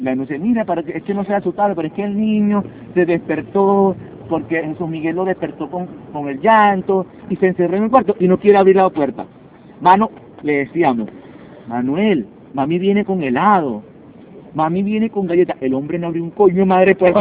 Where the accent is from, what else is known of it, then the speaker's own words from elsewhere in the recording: Venezuela; now in Lima, Peru; cuando nos regresemos a Venezuela